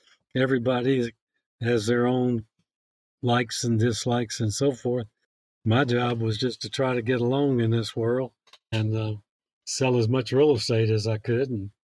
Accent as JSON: {"language": "English", "town": "Atlanta", "region": "Georgia", "country": "United States", "tie": "born or raised there", "moved": "yes", "lives_now": "Columbus, Mississippi, United States", "said": "But basically, I grew up in Atlanta as a kid."}